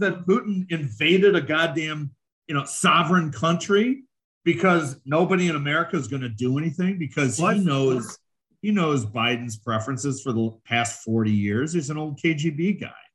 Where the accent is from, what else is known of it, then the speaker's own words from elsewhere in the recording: Chicago, Illinois, United States; I'm from Chicago. I was involved in Chicago machine politics for 27 years